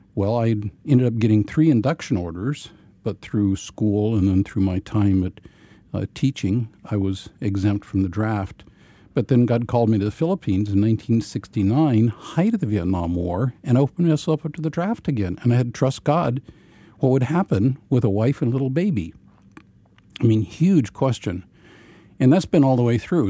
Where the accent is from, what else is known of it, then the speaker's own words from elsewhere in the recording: Ozarks of Missouri, United States; I grew up in a Brethren context uh, in the Ozarks of Missouri